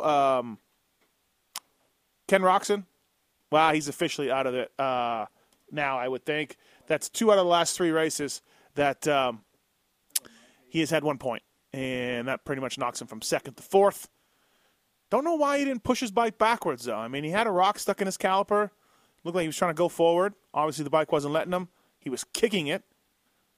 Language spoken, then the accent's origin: English; Canada; I'm Canadian.